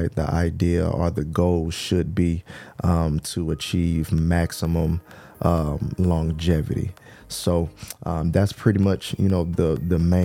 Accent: Texas, United States; I'm from Texas, born and raised in Texas

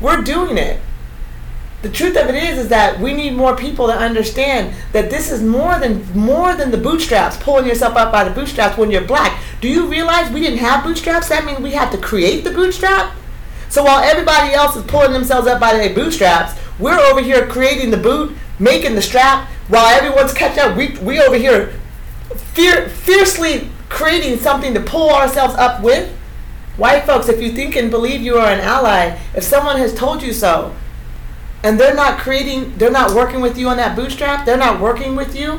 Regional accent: Eugene, Oregon, United States; a Black girl from Eugene, a Black woman growing up in the Pacific Northwest

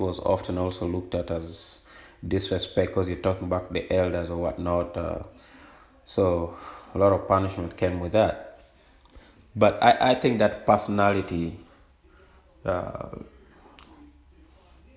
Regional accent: Uganda; moved away as an adult; now in United States; my childhood experiences of growing up in Uganda

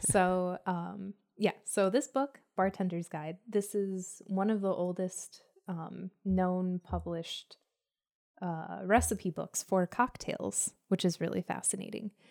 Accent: Southwest, United States; I'm from the Southwest

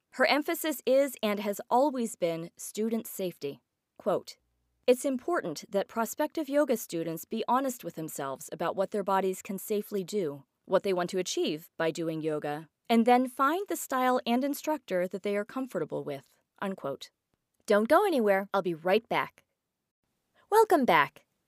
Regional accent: Johnstown, Pennsylvania, United States; Johnstown, my hometown

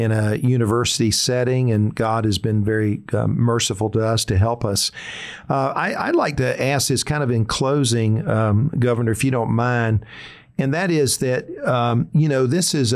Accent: South Carolina, United States; I'm from South Carolina

